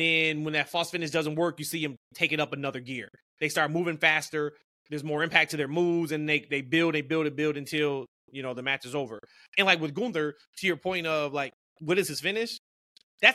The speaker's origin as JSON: {"language": "English", "country": "United States", "said": "us as American wrestling fans"}